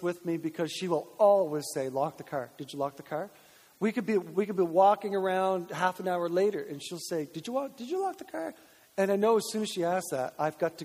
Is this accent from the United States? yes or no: no; Grand Manan, New Brunswick, Canada; now in Moncton, Canada; I'm from Graham and Ann, and like, there's no need to lock your house on Graham and Ann because nobody can get off the island